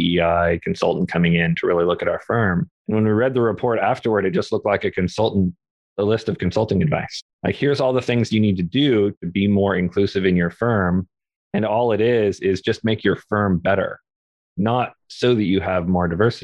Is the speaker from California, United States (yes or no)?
yes; Orange County, California, United States; also born or lived in Topanga, California; I grew up in a very non-diverse area. We had a pretty sizable Latinx community down in Orange County in California